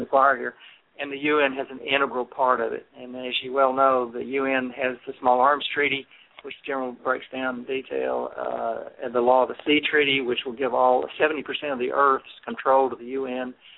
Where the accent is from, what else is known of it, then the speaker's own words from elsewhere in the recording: Texas, United States; as a Texan, six generations